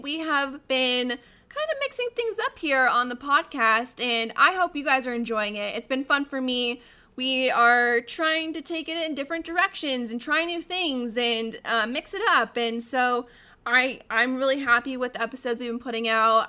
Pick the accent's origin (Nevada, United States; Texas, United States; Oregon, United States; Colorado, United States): Colorado, United States; now in Arizona, United States; I, I grew up in Colorado